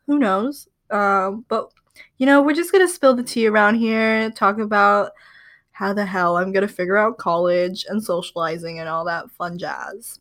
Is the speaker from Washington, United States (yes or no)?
yes; Seattle, Washington, United States; I'm from the Seattle area